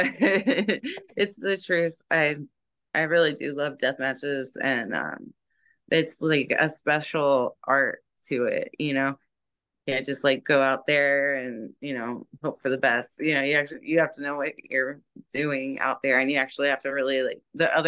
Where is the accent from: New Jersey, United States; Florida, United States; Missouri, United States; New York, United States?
Florida, United States; Jacksonville; now in Tampa, United States; Jacksonville is my hometown